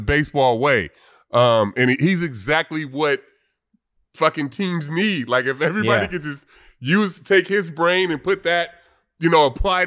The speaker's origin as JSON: {"language": "English", "area": "Bay Area", "region": "California", "country": "United States", "tie": "born or raised there", "said": "I grew up in the Bay Area"}